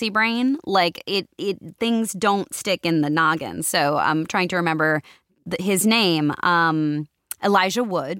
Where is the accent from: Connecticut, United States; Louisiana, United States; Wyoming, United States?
Connecticut, United States; moved away as an adult; now in California, United States; I'm from Connecticut, but my family moved out to California back in 99